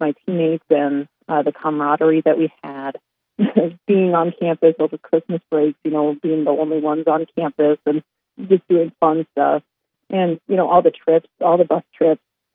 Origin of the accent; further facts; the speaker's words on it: Gordon, Nebraska, United States; moved away as an adult; also born or lived in Sioux Falls; I grew up in a small town called Gordon, Nebraska, way out west where nobody even thinks about Nebraska being.